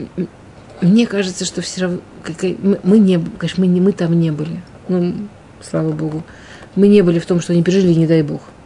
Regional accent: Russia; в пригороде, ну, там, на окраине

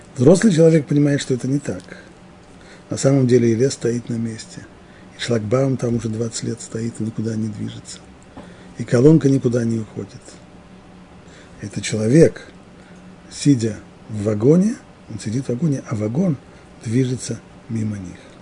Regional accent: near Moscow, Moscow Oblast, Russia; В детстве я жил под Москвой

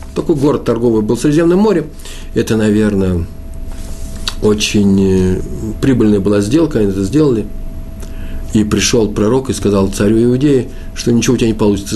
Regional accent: Moscow, Russia; Я москвич

